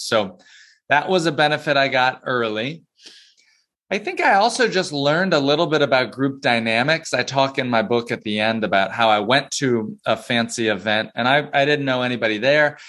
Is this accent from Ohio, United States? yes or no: no; Plano, Texas, United States; moved away as an adult; also born or lived in North Carolina / North Georgia; now in New York City, United States; I grew up in Dallas in Plano